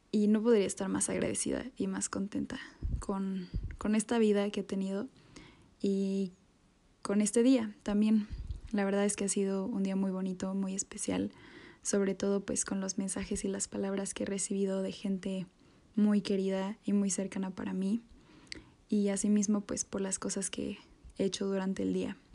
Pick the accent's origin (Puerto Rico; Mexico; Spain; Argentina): Mexico; como buenos mexicanos con mi salsa favorita